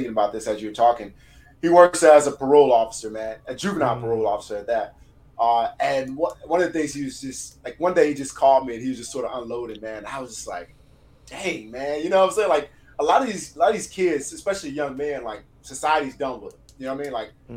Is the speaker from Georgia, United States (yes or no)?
no; Ruston, Louisiana, United States; also born or lived in San Diego, California; now in Virginia, United States; growing up in Ruston, Louisiana